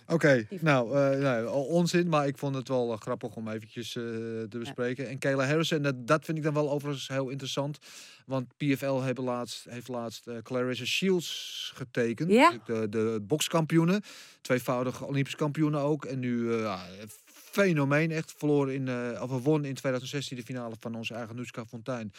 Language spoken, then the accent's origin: Dutch; Netherlands; als Nederlanders zijnde